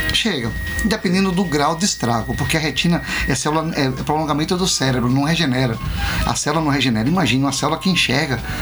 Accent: Itabuna, Bahia, Brazil; eu cresci ali, quando não era assaltado é. ainda, jogava bola ali

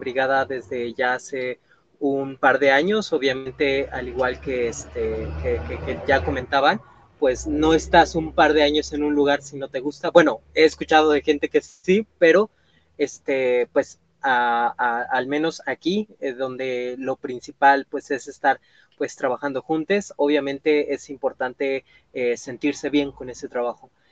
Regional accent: Puebla, Mexico; soy originario de Puebla

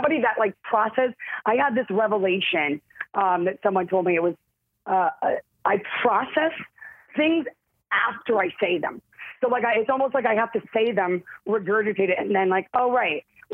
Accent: Youngstown, Ohio, United States; also born or lived in Chicago, Illinois; now in Los Angeles, United States; I grew up in Ohio

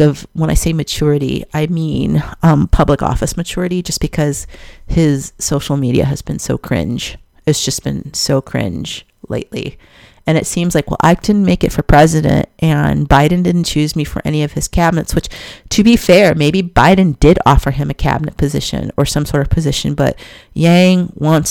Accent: Chicago, Illinois, United States; I'm a Chicagoan

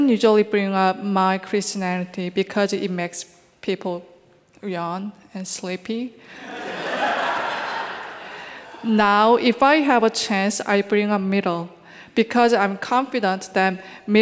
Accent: Seoul, South Korea; moved away as an adult; now in New York, United States; originally from Seoul, South Korea

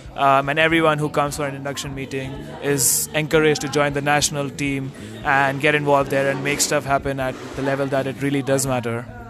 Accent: India; moved away as an adult; now in Singapore; I'm from India. I study in Singapore

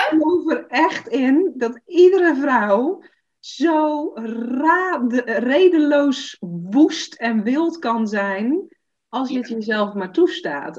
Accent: Zeeland, Netherlands; ik kom uit Zeeland, klein dorpje, dus iedereen kent elkaar.

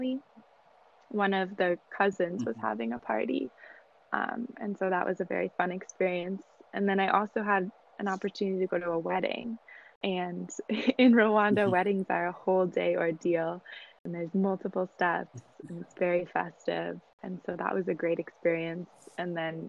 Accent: United States; I was from America

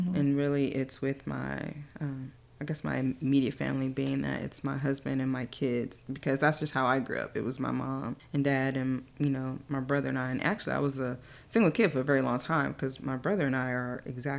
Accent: Alabama, United States; born there; now in Little Rock, United States; So my dad was in the military. So we moved around from place to place. I was born in Alabama.

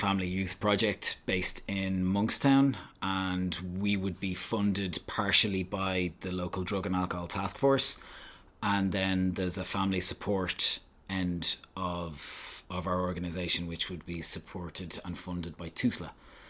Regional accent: Belgium; Well, I grew up in Belgium, I spent sort of 10 years in Belgium. My mother and father were over there kind of working, and they took myself and my younger sister, luckily, with them.

